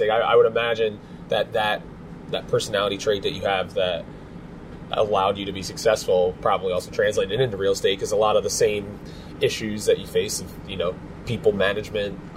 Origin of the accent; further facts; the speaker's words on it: Phoenixville, Pennsylvania, United States; around, which was nice growing up in Phoenixville.